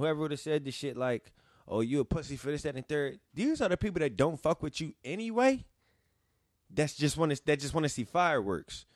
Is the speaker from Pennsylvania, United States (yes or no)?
yes; Philadelphia, Pennsylvania, United States; I'm from West Philly